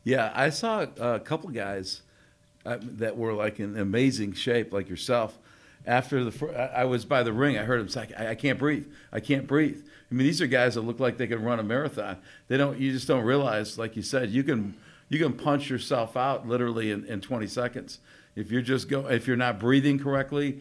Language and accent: English; Connecticut, United States; I grew up in Connecticut